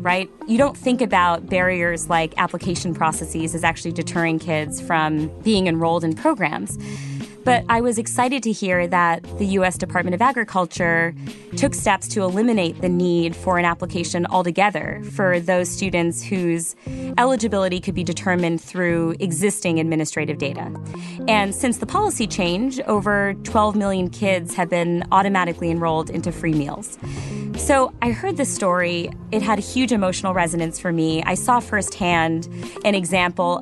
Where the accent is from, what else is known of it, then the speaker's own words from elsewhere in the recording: Cheshire, Connecticut, United States; I grew up in Cheshire, Connecticut